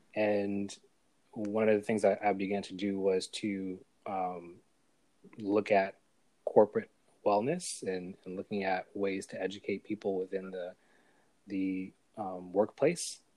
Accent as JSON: {"language": "English", "town": "New York City", "region": "New York", "country": "United States", "also_born_or_lived": "Buffalo / Atlanta / South Carolina", "said": "I'm from New York. I'm a New Yorker, um, originally from Brooklyn"}